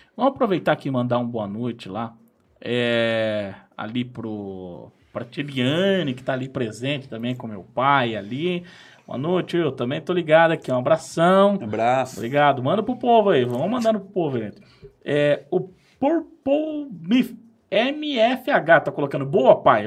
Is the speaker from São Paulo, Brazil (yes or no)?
no; Tamarana, Paraná, Brazil; moved away as an adult; also born or lived in Apucarana; eu vim de Tamarana. Saí de Tamarana e vim para Pucarana uhum. estudar, fazer a faculdade, lá na Unespar.